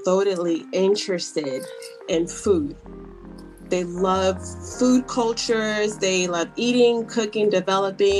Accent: United States; as an American, or they call me Yankee

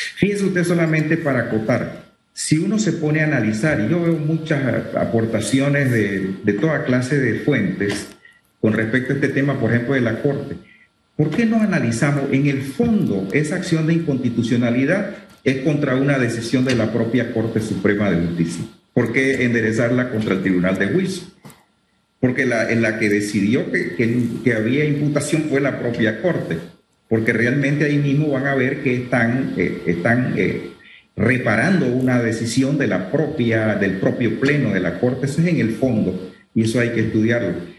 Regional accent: Chiriquí, Panama; yo, que soy chiriquense

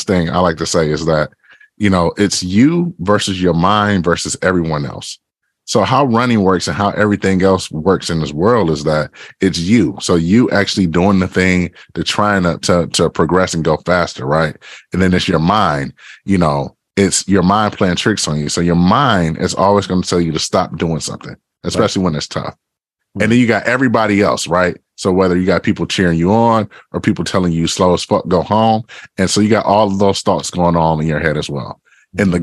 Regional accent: Detroit, Michigan, United States; So I grew up in Detroit, Michigan. I grew up on the east side of Detroit, you know, in the Ravendale neighborhood

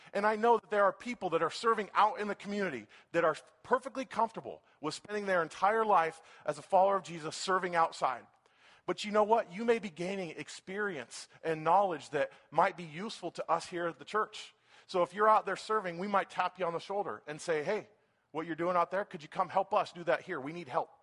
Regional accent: Folsom, California, United States; I'm from Folsom

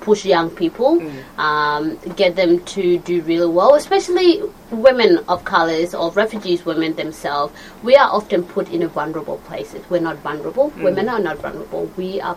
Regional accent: Australia; Growing up in Australia

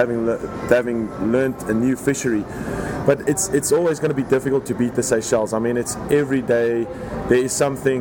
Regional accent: South Africa; moved away as an adult; Born and raised in South Africa

